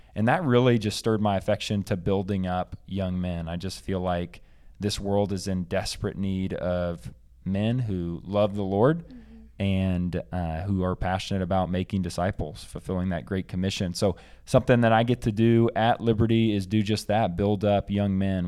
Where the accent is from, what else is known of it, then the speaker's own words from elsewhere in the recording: Bentonville, Arkansas, United States; moved away; I am from Arkansas originally, and specifically Bentonville, the home of Walmart